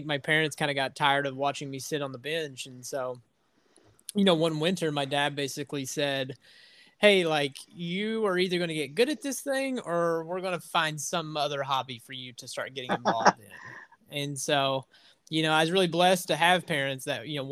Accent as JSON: {"language": "English", "area": "near the Kentucky border and Bristol", "region": "southwest Virginia", "country": "United States", "tie": "born or raised there", "accent": "southern twang", "said": "I'm on the complete opposite side of the state of Virginia of you. I'm right on the Kentucky border. So I don't know if you can hear my southern twang. It tends to pop out after I go back home for a couple days"}